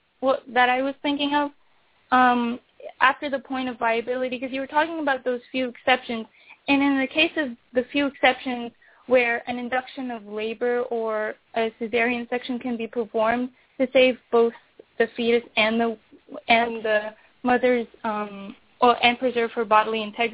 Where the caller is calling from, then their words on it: Seattle, Washington, United States; I'm calling from Seattle, Washington.